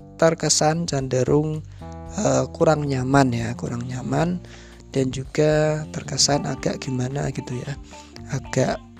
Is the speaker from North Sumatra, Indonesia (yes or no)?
no; Central Java, Indonesia; accent: medok; first language Javanese; Indonesian is a second language; saya pribadi, itu kan dilahirkan di Jawa Tengah. Jadi, otomatis bahasa yang pertama kali saya pelajari dan saya gunakan adalah bahasa Jawa, khususnya bahasa Jawa Tengah